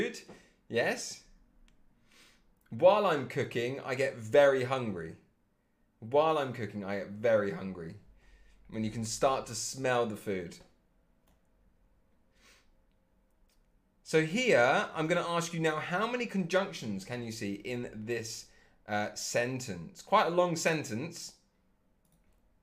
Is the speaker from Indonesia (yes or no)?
no; England, United Kingdom; I'm English